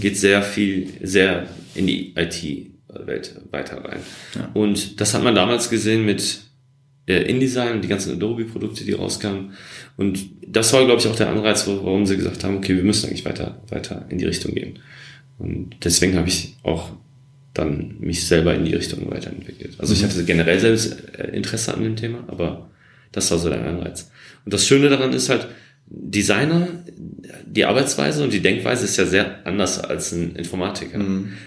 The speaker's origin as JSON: {"language": "German", "town": "Essen", "region": "North Rhine-Westphalia", "country": "Germany", "tie": "born or raised there", "moved": "as an adult", "lives_now": "Berlin, Germany", "said": "Ich bin im Ruhrgebiet groß geworden, in Essen"}